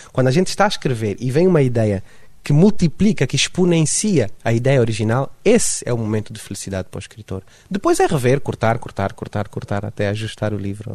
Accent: Luanda, Luanda Province, Angola; accent: sotaque de Luanda; now in Lisbon, Portugal; eu sou de Luanda

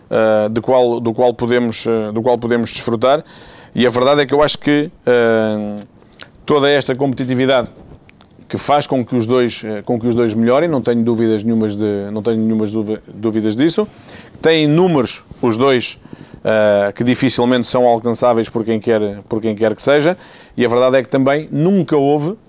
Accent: Portugal; mas uh, como português

